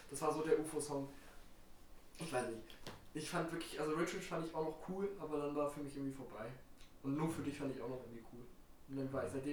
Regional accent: Berlin, Germany; Also ich habe auch kein EVS oder irgendwas oder 808 habe ich nie gehört oder ich bin ein Berliner.

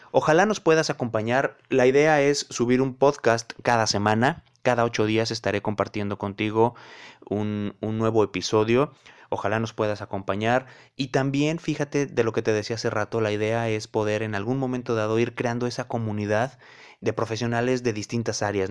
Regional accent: León, Guanajuato, Mexico; now in Cancún, Mexico; soy oriundo de León, Guanajuato, pero la vida me ha llevado a distintos puntos. Ahora vivo en Cancún

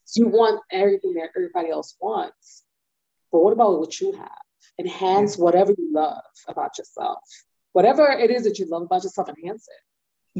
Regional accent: New York City, New York, United States; moved away

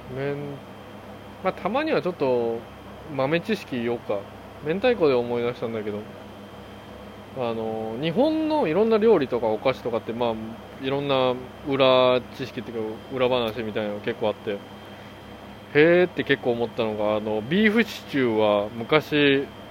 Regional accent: South Korea; first language Korean; Japanese is a second language; now in United States; 韓国人として生まれてよかった

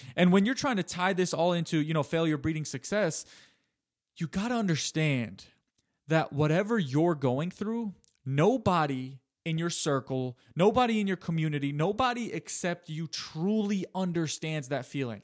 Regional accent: United States; I'm born about four years later, nineteen ninety-three. They have five kids. They live in the United States of America

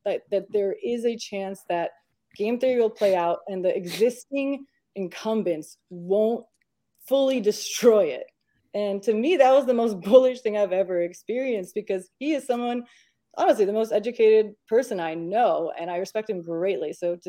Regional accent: Romania; I'm from Romania, born in Romania.

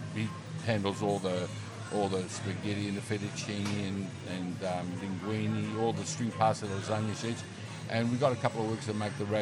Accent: Egypt; now in Melbourne, Australia; I was born in Egypt, actually.

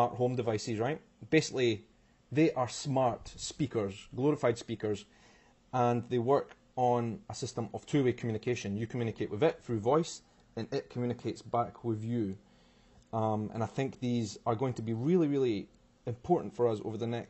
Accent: Edinburgh, Scotland, United Kingdom; also born or lived in Brazil; I am from Edinburgh in Scotland

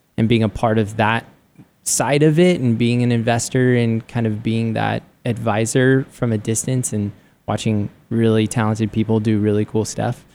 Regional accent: San Diego, California, United States; moved away as an adult; now in Arizona, United States; I grew up in San Diego and loved San Diego

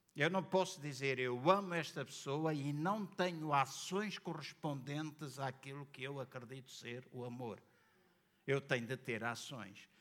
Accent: Angola; now in Portugal; Eu nasci em Angola

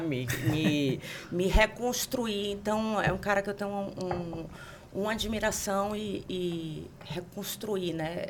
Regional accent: Bahia, Brazil; moved away as an adult; now in São Paulo, Brazil; eu, como uma boa baiana

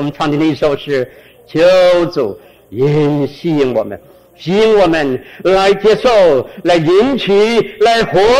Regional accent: Guangdong, China; accent: Cantonese; 我们广东话哎叫钱叫水，叫水

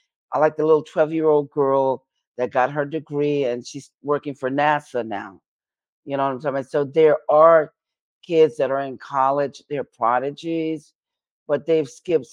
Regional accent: New York City, New York, United States; I'm from New York City

